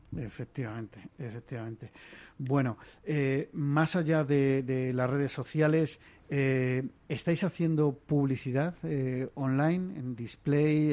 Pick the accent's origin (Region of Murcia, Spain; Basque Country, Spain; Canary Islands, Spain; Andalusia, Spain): Basque Country, Spain; yo soy vasco, pero no hablo euskera